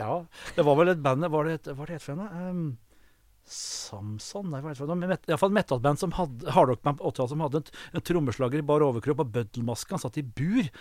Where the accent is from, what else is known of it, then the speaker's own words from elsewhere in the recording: Kongsvinger, Innlandet, Norway; moved away; Jeg kom jo fra Kongsvinger